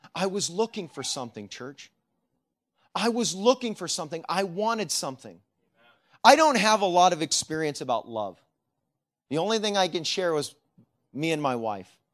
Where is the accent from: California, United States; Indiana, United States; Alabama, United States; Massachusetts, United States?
California, United States; Sacramento; moved away; I grew up in Sacramento